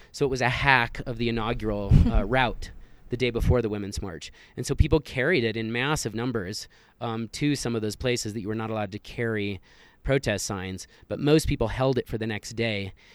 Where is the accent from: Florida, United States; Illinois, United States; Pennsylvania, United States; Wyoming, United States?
Wyoming, United States; I grew up in Wyoming, very close to the Black Hills